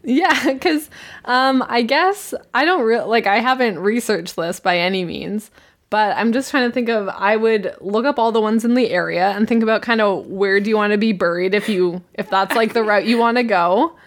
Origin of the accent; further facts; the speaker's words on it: Canada; we are humble Canadians